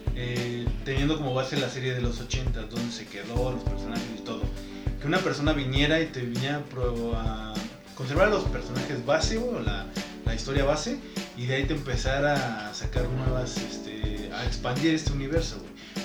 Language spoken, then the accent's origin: Spanish; Mexico; somos mexicanos